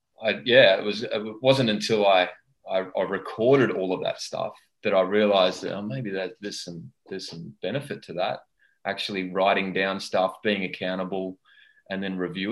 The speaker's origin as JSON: {"language": "English", "country": "Australia", "said": "I had an overzealous relationship with alcohol in my 20s, as most Aussie males"}